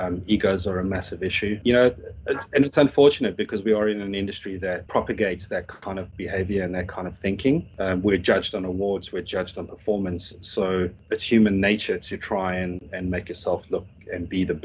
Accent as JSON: {"language": "English", "country": "South Africa", "moved": "yes", "said": "I'm South African, so we call our school grading system slightly different"}